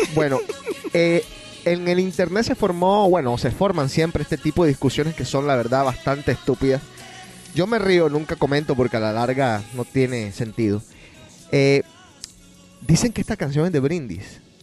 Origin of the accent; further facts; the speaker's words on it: Colombia; yo nací en Colombia y soy colombiano